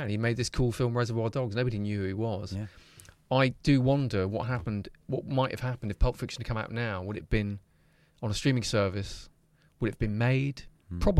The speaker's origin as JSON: {"language": "English", "town": "Leicester", "region": "East Midlands", "country": "United Kingdom", "tie": "born or raised there", "said": "Well, I grew up in Belgrave."}